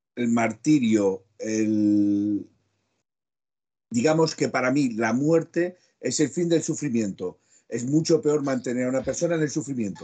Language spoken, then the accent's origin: Spanish; Aragon, Spain; como buen maño